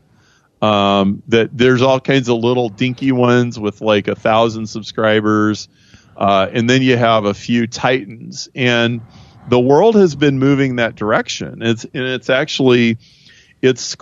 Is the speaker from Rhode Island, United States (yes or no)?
no; Nebraska, United States; I am from Nebraska